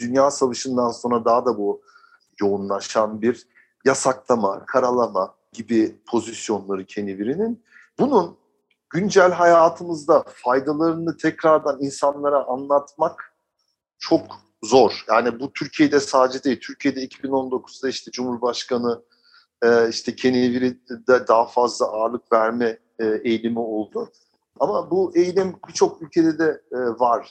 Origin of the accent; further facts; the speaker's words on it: Germany; moved away as an adult; now in Turkey; ben orada doğdum. Yaşadığım ortamda e, orada liseye gittim, üniversiteyi okudum